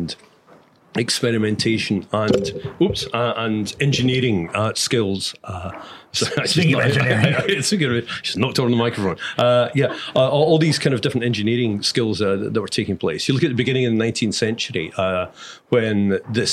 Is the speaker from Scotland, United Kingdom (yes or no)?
yes; Scotland, United Kingdom; as a Scot